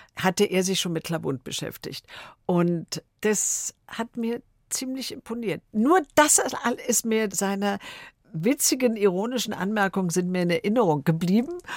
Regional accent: Berlin, Germany; also born or lived in Wrocław (Breslau), Poland; ich bin 44 geboren in Breslau und ich war ein Jahr alt, meine Schwester war zwei Jahre alt und wir sind dann geflüchtet aus Breslau in letzter Minute nach Berlin

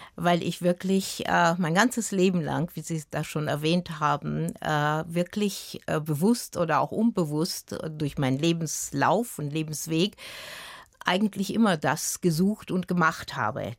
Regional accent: Vienna, Austria; also born or lived in Timișoara, Romania; Ich bin ja in Wien aufgewachsen

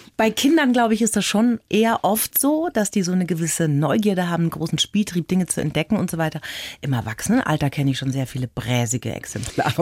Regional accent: Franconia, Bavaria, Germany; ich bin gebürtige Bayerin, also Fränkin

